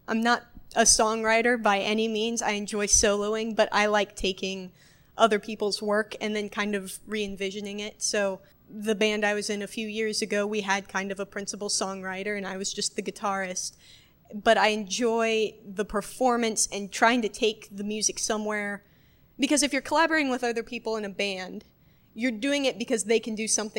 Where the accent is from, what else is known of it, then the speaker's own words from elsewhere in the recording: Westfield, Indiana, United States; I'm from Westfield.